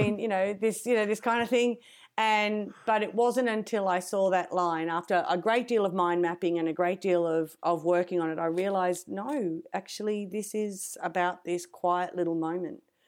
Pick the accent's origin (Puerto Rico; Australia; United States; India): Australia